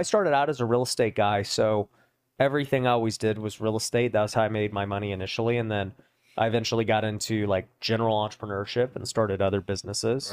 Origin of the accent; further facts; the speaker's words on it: Las Vegas, Nevada, United States; I was born and raised out here in Vegas where we're